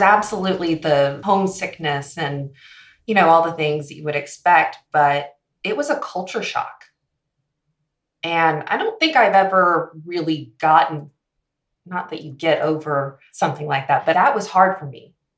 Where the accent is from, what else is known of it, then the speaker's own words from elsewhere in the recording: Palos Verdes, California, United States; moved away as an adult; now in Dallas, United States; I grew up in Los Angeles, California, uh, in a little sleepy town called Palos Verdes